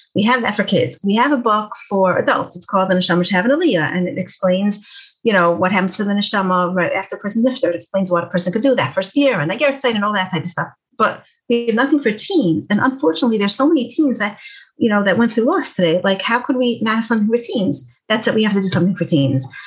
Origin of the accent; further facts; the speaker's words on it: Detroit, Michigan, United States; I'm from Detroit